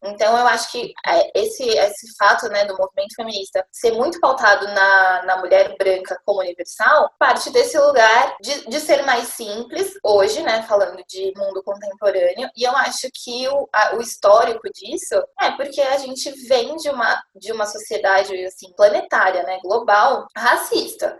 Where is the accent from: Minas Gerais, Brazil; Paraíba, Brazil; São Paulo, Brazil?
São Paulo, Brazil; moro aqui em São Paulo, desde sempre